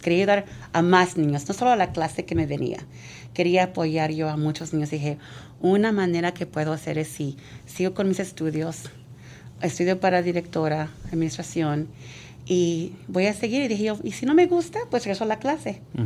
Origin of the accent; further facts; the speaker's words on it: San Mateo, California, United States; Yo fui aquí, de este distrito, fui, vine a Laurel Elementary